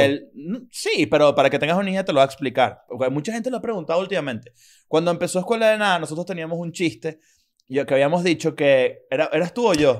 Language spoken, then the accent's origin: Spanish; Venezuela